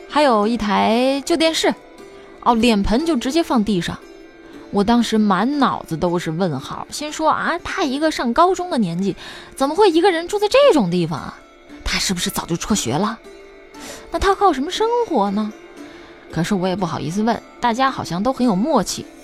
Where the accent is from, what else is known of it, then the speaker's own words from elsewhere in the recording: Chenzhou, Hunan, China; 我老家在湖南郴州